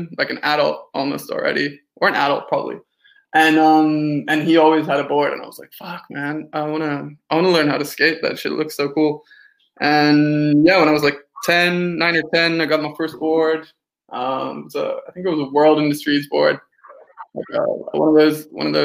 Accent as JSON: {"language": "English", "town": "Helsinki", "region": "Uusimaa", "country": "Finland", "tie": "born or raised there", "also_born_or_lived": "United States / Montreal, Canada", "moved": "yes", "lives_now": "Copenhagen, Denmark", "said": "I'm originally from Helsinki, Finland, which is kind of the odd, weird brother of Sweden and Denmark. Grew up there in a kind of international household"}